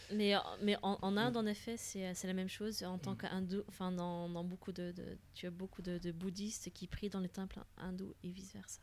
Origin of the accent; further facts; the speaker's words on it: Flanders, Belgium; French is a second language; je suis belge, mais en plus, je ne suis pas francophone au départ